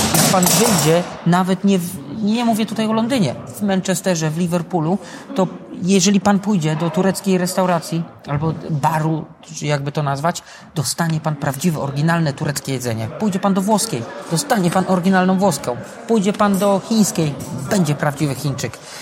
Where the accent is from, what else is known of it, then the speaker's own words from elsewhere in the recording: Radzionków, Silesian Voivodeship, Poland; also born or lived in Katowice / England; now in Tarnowskie Góry, Poland; Ja z Tarnowskich Gór teraz jestem. Wychowałem się w Radziąkowie.